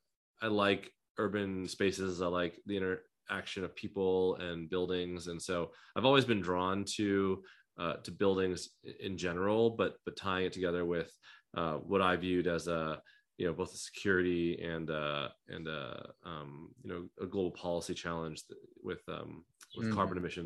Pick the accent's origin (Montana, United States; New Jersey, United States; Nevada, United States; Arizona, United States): Arizona, United States; Tucson; also born or lived in Taipei, Taiwan; I moved to the U.S. when I was young. Grew up in Tucson, Arizona